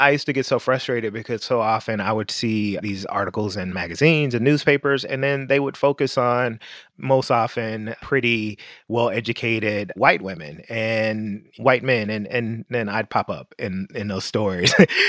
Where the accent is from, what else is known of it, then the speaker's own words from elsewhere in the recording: Memphis, Tennessee, United States; moved away; also born or lived in New York City; Growing up in Memphis, Tennessee, with family who had roots in rural Mississippi and Tennessee and Arkansas